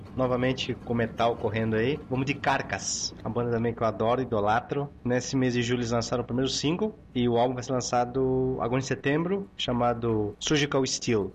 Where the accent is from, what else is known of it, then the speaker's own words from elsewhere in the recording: Chile; moved away; sou chileno